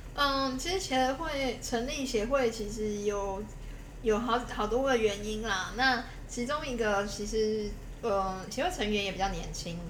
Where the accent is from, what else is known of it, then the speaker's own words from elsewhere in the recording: Taipei, Taiwan; 我自己是在台北长大